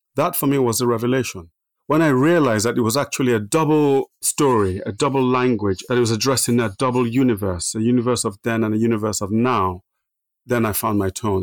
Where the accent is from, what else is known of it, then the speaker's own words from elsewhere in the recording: Nigeria; also born or lived in Minna, Nigeria; now in England; I was born in Nigeria, born in the middle of Nigeria, a place called Minna.